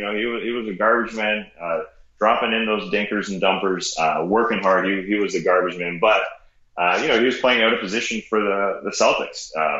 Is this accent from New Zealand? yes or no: no; outside of Toronto, Ontario, Canada; now in Atlanta, United States; I grew up outside of Toronto